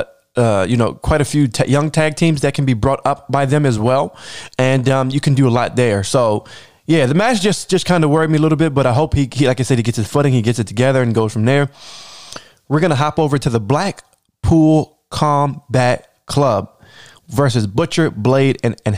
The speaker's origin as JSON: {"language": "English", "town": "Baltimore", "region": "Maryland", "country": "United States", "tie": "born or raised there", "accent": "Baltimore", "said": "my hometown, Baltimore, Maryland, a wrestling city"}